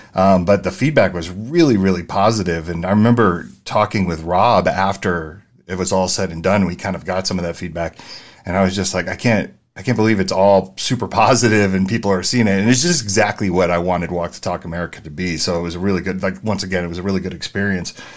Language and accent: English; San Francisco, California, United States; also born or lived in New Jersey; I grew up in San Francisco, the Mission District